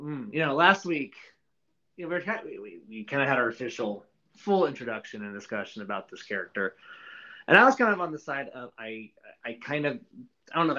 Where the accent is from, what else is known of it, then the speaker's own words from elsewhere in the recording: United States; speaking as an American, I come from a country where we don't make mountains out of molehills at all